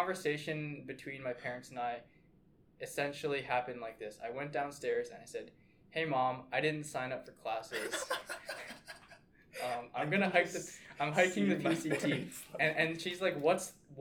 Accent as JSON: {"language": "English", "region": "Washington", "country": "United States", "said": "I'm from Washington State"}